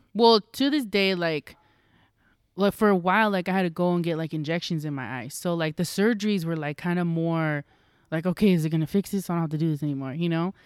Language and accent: English; Roseville, California, United States; I was from Roseville